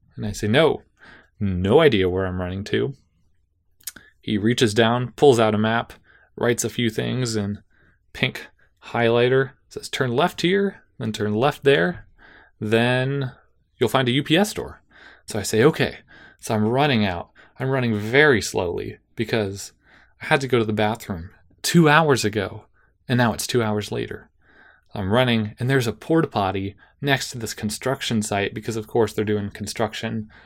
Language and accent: English; Davis, California, United States; Davis, my hometown